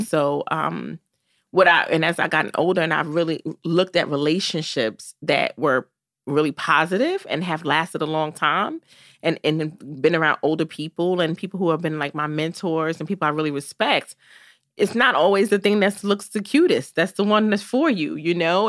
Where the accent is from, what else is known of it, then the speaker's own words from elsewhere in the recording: New York City, New York, United States; Growing up in Brooklyn was amazing. I'm so happy that I grew up in this city